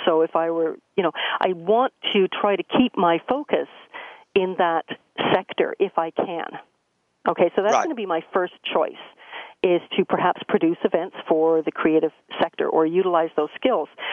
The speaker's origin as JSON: {"language": "English", "town": "Peterborough", "region": "Ontario", "country": "Canada", "tie": "born or raised there", "also_born_or_lived": "London, Ontario", "said": "I was born and raised in Peterborough, Ontario"}